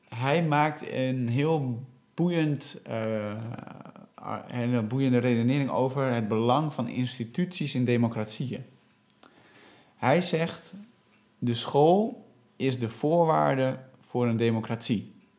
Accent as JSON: {"language": "Dutch", "country": "Netherlands", "said": "wij als Nederlanders, die volledig Nederlandstalig zijn opgeleid"}